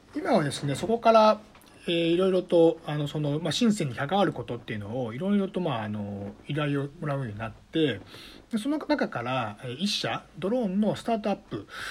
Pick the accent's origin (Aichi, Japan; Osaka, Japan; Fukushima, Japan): Osaka, Japan; Sakai; moved away as an adult; also born or lived in Beijing / Shanghai / Taiwan; now in Shenzhen, China; 出身は大阪の堺市という場所なんですけれども